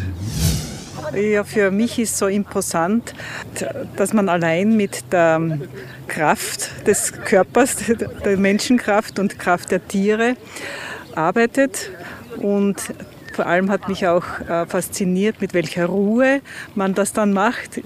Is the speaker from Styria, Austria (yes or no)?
yes; Styria, Austria; Wir sind aus der Steiermark